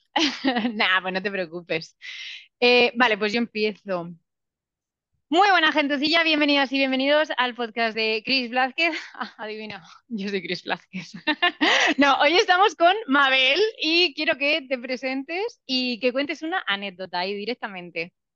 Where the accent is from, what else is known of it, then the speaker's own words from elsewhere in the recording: Spain; now in Argentina; Me siento española